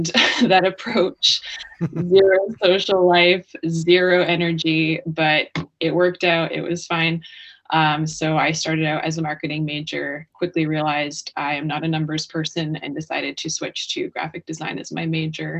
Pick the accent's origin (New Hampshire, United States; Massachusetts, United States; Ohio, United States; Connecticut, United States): New Hampshire, United States; also born or lived in Northwest Arkansas; I was born in New Hampshire. I grew up here.